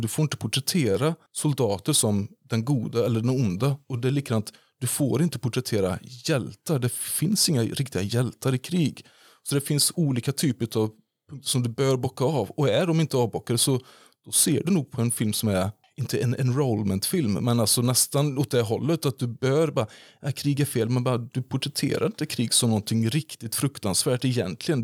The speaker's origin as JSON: {"language": "Swedish", "town": "Falköping", "region": "Västra Götaland", "country": "Sweden", "tie": "born or raised there", "said": "jag är ju född två mil därifrån eh, på Bondvischan vid, eh, vid Hornborgaån. Så jag kom från, jag kom från Hornborga. Och Falköping var ju den närmsta staden."}